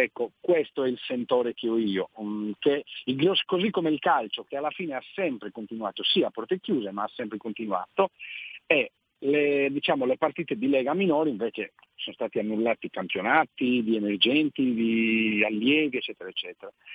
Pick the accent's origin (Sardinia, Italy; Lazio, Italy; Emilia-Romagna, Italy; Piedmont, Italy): Sardinia, Italy; Nuoro area; moved away as an adult; now in Alghero, Italy; Io in realtà sono del Nuorese